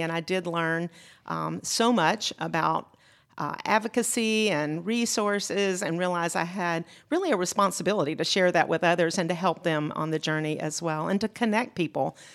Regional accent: Macon, Georgia, United States; also born or lived in Mississippi / Gwinnett County, Georgia; I grew up in Macon, Georgia. That was my home

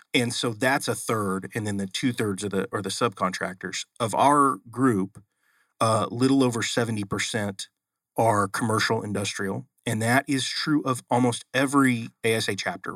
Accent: Oklahoma City, Oklahoma, United States; moved away; I'm originally from Oklahoma.

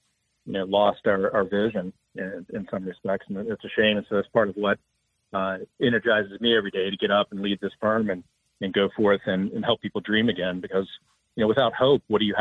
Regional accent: Huntington, West Virginia, United States; So growing up in Huntington, West Virginia, we didn't really talk about entrepreneurship much.

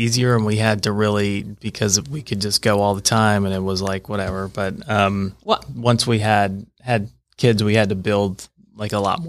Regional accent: Roswell, United States; I grew up in Roswell.

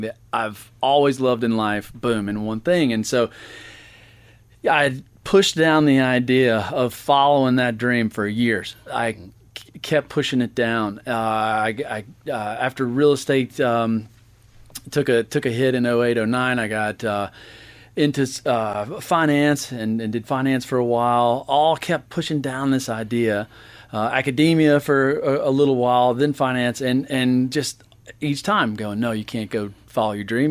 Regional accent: Buford, Georgia, United States; moved away as an adult; also born or lived in Florida; I'm from Beaufort, Georgia

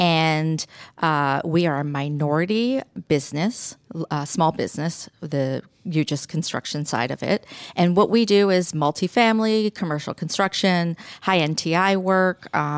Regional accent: Canada; I grew up in Canada, and that's why I love hockey, and I love this area too. I come here a lot. And I grew up in an Italian family, and everybody is in construction in my family.

